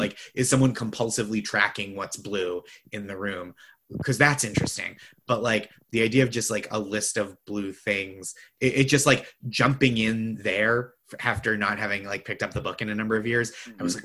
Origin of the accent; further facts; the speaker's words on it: Boston, Massachusetts, United States; I'm from the Boston area also